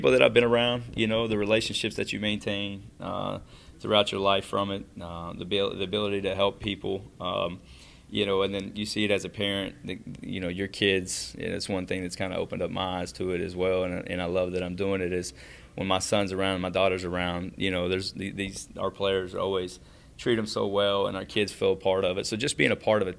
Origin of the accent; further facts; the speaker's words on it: Kentucky, United States; So I'm from Kentucky.